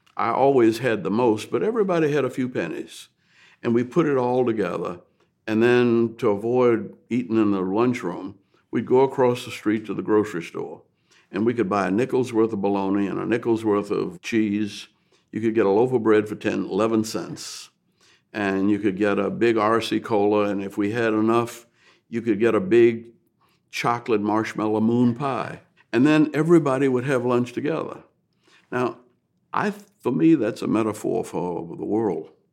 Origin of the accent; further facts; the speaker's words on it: New Orleans, Louisiana, United States; I grew up in New Orleans